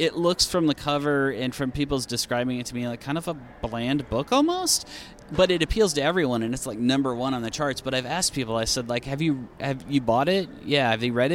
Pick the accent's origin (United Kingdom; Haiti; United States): United States; Iowa; I'm from Iowa